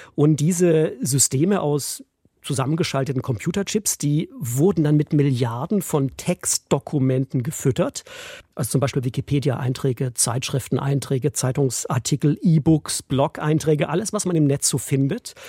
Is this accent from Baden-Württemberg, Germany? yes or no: yes; Esslingen am Neckar, Baden-Württemberg, Germany; also born or lived in Stuttgart / Freiburg / Brighton; ich bin in Essling geboren, bei Stuttgart